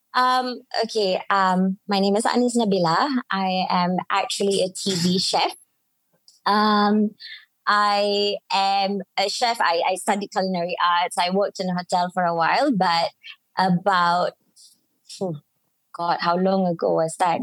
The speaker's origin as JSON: {"language": "English", "region": "Penang", "country": "Malaysia", "accent": "Penang", "said": "speak with my Penang accent"}